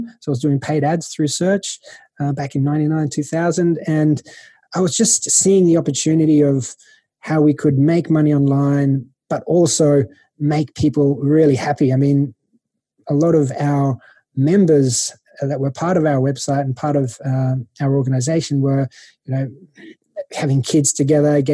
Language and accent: English; Sydney, New South Wales, Australia; moved away as an adult; now in Malta; born and raised in Sydney, Australia